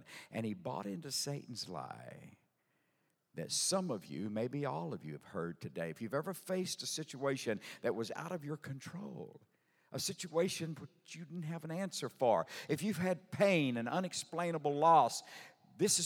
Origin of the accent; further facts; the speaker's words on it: Sour Lake, Texas, United States; I'm from Sour Lake, Texas. A little southeast Texas town